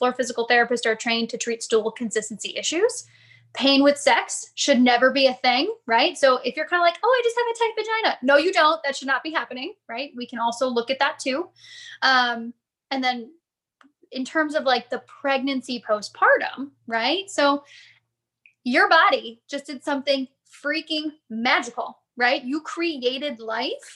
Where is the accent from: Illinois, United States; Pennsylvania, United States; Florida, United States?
Illinois, United States; Chicago; also born or lived in Phoenix; now in Connecticut, United States; I grew up in Chicago, so I spent a lot of time there